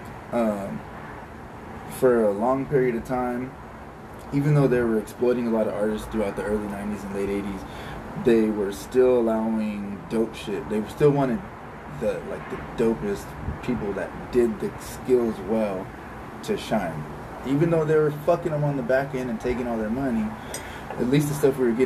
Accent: California, United States; We're obviously from California, so we're not from New York.

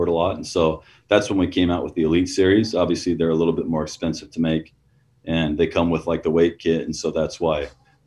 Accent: Utah, United States; I'm from Utah. I grew up in Utah

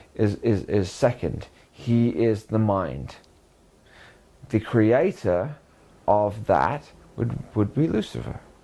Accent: Canterbury, South East England, United Kingdom; also born or lived in Brighton / Lewes / Hastings; I moved to Canterbury, Canterbury, when I was uh, nine

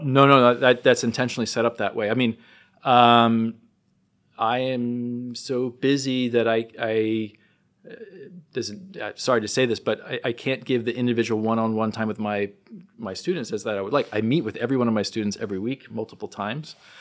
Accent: New Jersey, United States; growing up in New Jersey

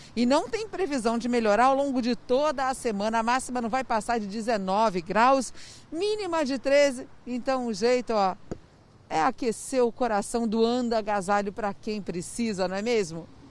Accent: Rio de Janeiro, Brazil; Como carioca da gema

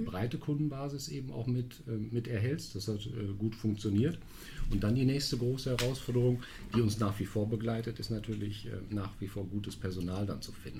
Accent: Münster, North Rhine-Westphalia, Germany; moved away as an adult; now in Düsseldorf, Germany; gebürtig aus Münster

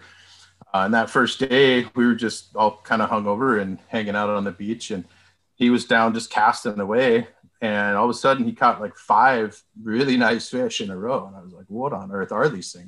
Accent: Port Angeles, Washington, United States; I was born and raised up in Port Angeles, out on the Olympic Peninsula.

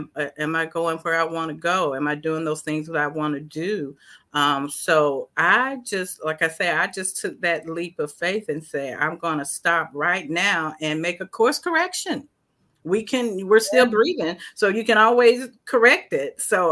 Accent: the South, United States; growing up in the South as a Black woman, it has its own challenges.

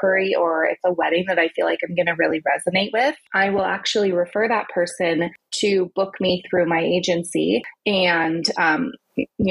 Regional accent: United States; also born or lived in Southern California / North East England / Napa Valley; us Americans

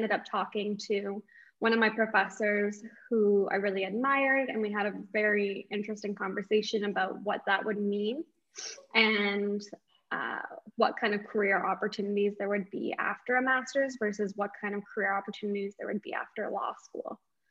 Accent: St. Catharines, Ontario, Canada; I was born and raised in St. Catharines.

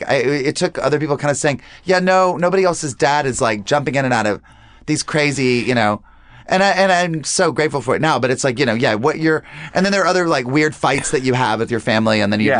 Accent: North Carolina, United States; That was Atlanta. It was I'm from North Carolina.

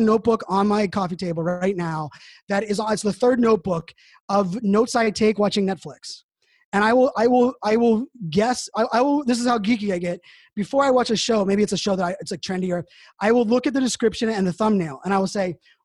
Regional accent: Pittsburgh, Pennsylvania, United States; moved away; I grew up in Pittsburgh, Pennsylvania

